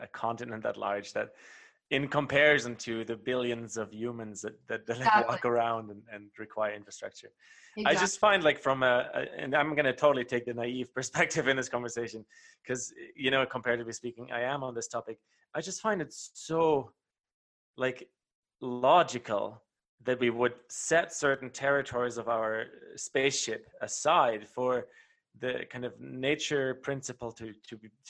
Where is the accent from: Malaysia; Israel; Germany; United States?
Germany; moved away; I grew up in Germany